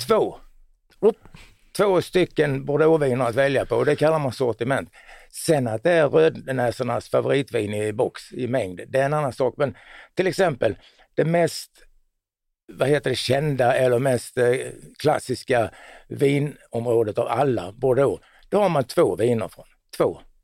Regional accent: Båstad, Skåne, Sweden; Jag är från Båstad då.

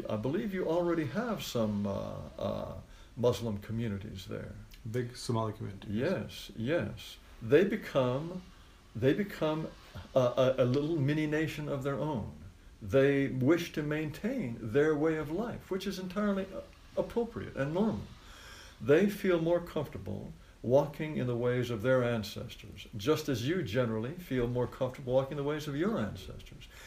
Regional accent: Japan; I grew up in Japan. All of my childhood friends were Japanese.

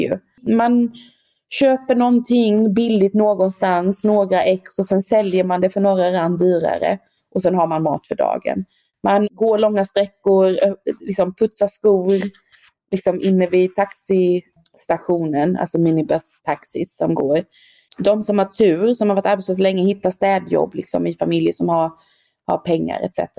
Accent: Sweden; moved away as an adult; also born or lived in Stockholm; now in South Africa; jag är svensk i Sydafrika

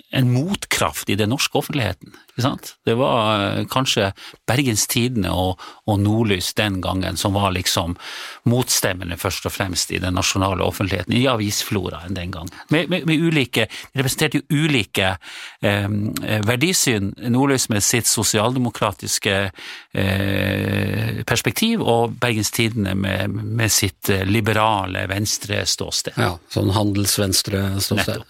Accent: Senja, Troms, Norway; accent: senjaværing; now in Tromsø, Norway; jeg er fra Senja opprinnelig

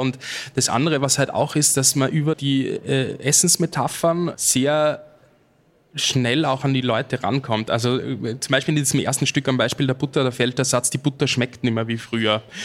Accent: Austria; als Österreicher

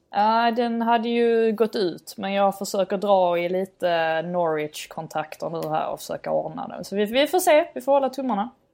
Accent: Sweden; som svensk

